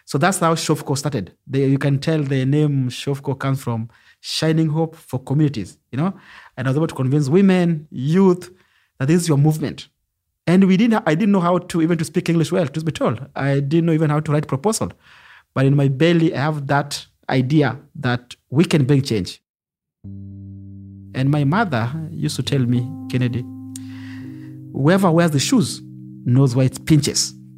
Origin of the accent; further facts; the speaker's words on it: Nairobi, Kenya; I come from Kibera slum, which is one of the largest slums in Africa.